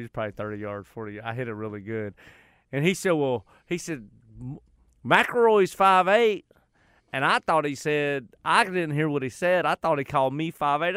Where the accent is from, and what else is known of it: United States; accent: country